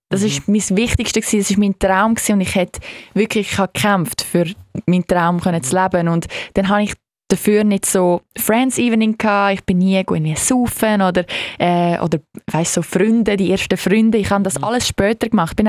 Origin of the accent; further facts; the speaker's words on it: Switzerland; als Schweizer äh, Elite-Monolog-Gewinnerin